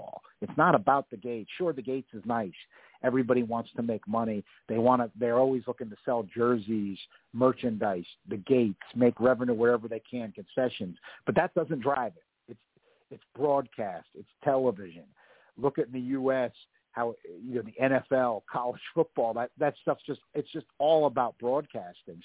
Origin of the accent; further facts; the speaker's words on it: United States; I'm an American